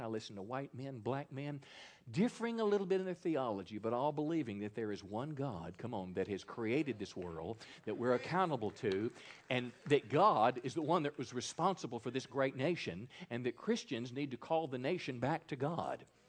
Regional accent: Mississippi, United States; my home state, Mississippi

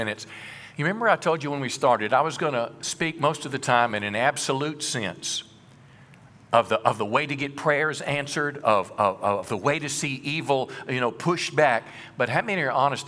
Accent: Mississippi, United States; When I was a boy, I was raised in Mississippi in the country, and my family farmed

